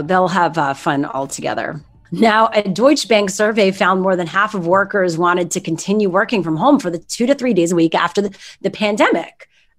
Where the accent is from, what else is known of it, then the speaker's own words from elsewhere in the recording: Canada; I find it's fun to say y'all, but then it's also weird because I'm Canadian.